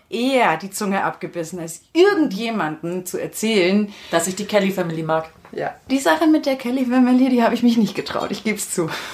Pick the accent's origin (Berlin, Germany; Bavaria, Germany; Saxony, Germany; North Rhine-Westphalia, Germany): Bavaria, Germany; Freilassing; bei uns in Freilassing